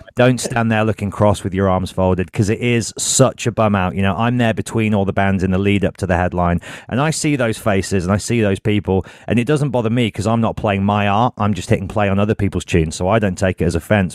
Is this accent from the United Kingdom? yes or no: yes; Birmingham, West Midlands, United Kingdom; I'm from Birmingham